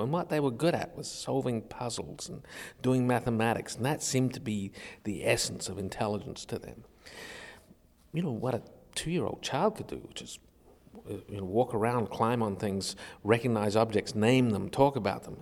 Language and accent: English; Australia; I was a kid growing up in Australia in a very technologically isolated community